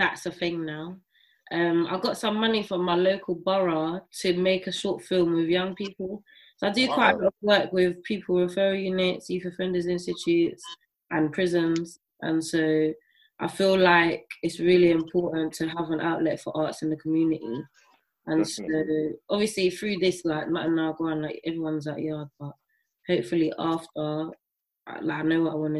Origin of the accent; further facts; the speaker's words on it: St. Lucia; now in United Kingdom; I grew up in St. Lucia